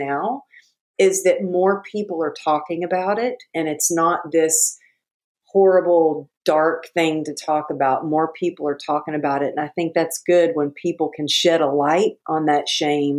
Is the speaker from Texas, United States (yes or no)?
yes; Texas, United States; now in California, United States; growing up in Texas, running track